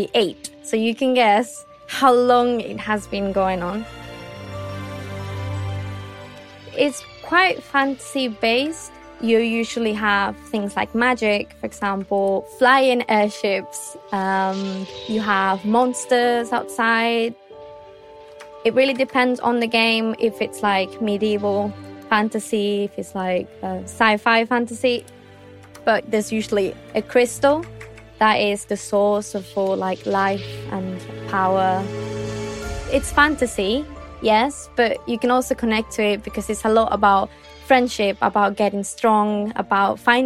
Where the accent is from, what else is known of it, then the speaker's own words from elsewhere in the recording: Spain; I am 24. I am from Spain